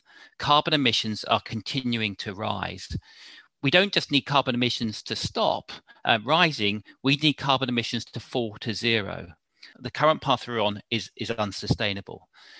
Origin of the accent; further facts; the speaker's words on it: South East England, United Kingdom; I sort of moved around. My father's job meant we moved around. But so I had no sort of fixed sort of place in London, but largely in Southern England, different parts of Southern England.